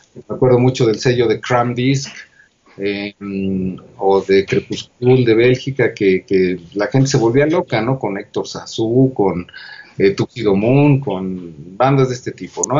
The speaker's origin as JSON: {"language": "Spanish", "town": "Toluca", "region": "State of Mexico", "country": "Mexico", "tie": "born or raised there", "moved": "as an adult", "said": "yo provengo de Toluca, este, hasta los dieciocho años estoy en Toluca, y de ahí llego a la, a la Ciudad de México"}